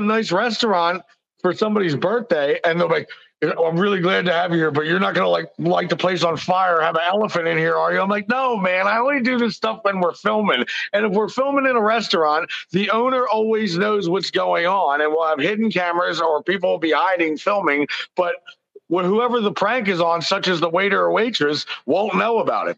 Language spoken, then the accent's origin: English; Philadelphia, Pennsylvania, United States; I'm 43. I was born in Philly. I'm Sicilian.